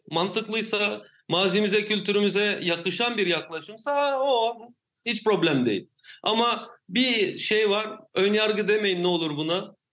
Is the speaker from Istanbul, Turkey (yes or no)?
no; Samandağ, Hatay, Turkey; Samandağ benim memleketim